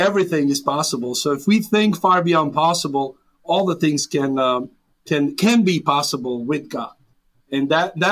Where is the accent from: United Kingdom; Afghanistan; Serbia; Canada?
Serbia; English is a second language; moved away as an adult; now in United States; I was born and raised in Serbia, former Yugoslavia, a little town